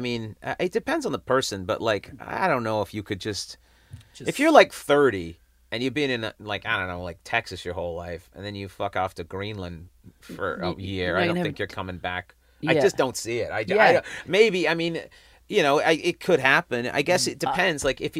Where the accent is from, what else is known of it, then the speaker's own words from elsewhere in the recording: England, United Kingdom; accent: English; I will say this, that after living in London for a while, my English accent did start to pop up again.